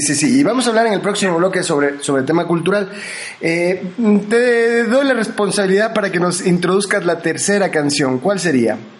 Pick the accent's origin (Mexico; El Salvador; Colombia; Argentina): Argentina; now in Loja, Ecuador; yo me formé en Argentina y viví de niño en la Argentina, eh, yo soy ecuatoriano de nacimiento aquí de la ciudad de Loja, pero mm, estudié en la escuela allá